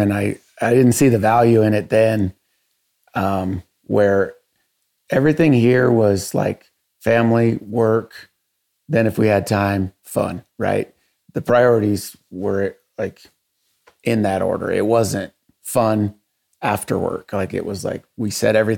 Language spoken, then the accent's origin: English; Dyer, Nevada, United States; also born or lived in Oregon; I grew up in Dowers, Nevada. We moved here when I was 5. We moved down from Oregon.